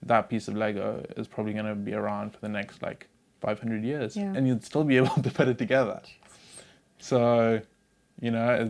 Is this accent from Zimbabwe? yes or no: yes; Zimbabwe; I grew up in Zimbabwe